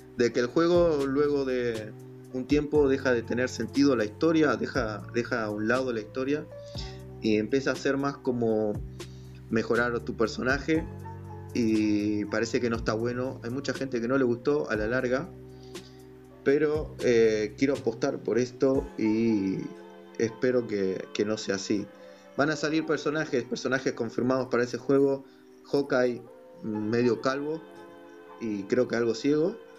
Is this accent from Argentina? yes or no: yes; Argentina; acá soy de Argentina